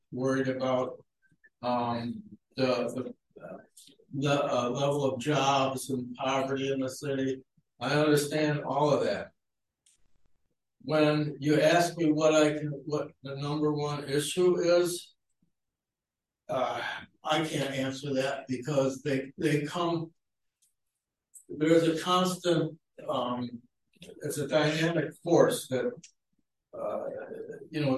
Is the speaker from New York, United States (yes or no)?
yes; Niagara Falls, New York, United States; moved away as an adult; I was born and raised in Niagara Falls, New York.